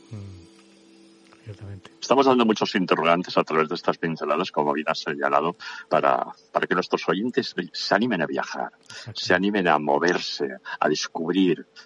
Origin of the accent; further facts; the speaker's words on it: Navarre, Spain; moved away; also born or lived in Extremadura / Madrid / Basque Country; mi tierra de origen, mi tierra de origen, Navarra, célebre eh, por sus Sanfermines